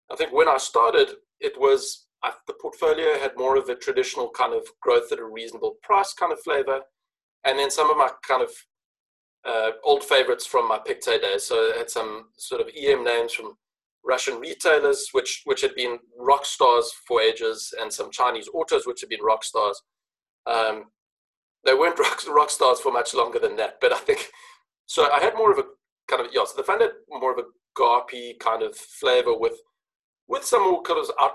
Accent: Johannesburg, Gauteng, South Africa; now in Cape Town, South Africa; I live in Cape Town, but grew up in the city of Johannesburg

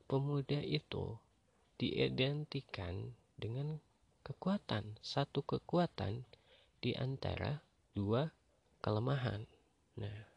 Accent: Bandung, West Java, Indonesia; kemarin yang paling dekat itu di kota aku sendiri yaitu di Bandung

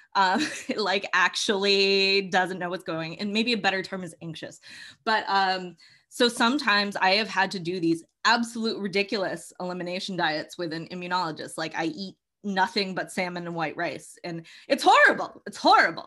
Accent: Massachusetts, United States; I'm from the Northeast. I'm from Massachusetts.

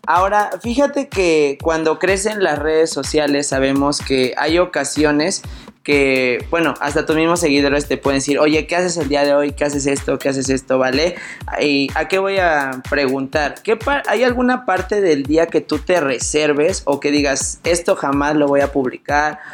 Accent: Puebla, Mexico; yo soy de Puebla

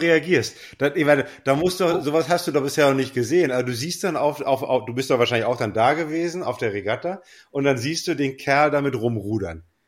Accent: West Germany, Germany; als Wessi

